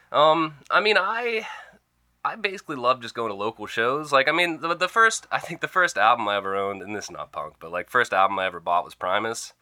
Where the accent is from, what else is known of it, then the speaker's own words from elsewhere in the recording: Oil City, Pennsylvania, United States; moved away; I come from Oil City, Pennsylvania, birthplace of the oil industry